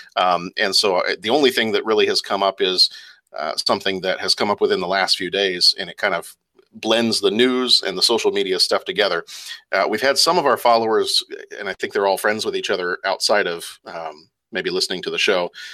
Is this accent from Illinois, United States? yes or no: yes; Lake Forest, Illinois, United States; born or raised there; also born or lived in England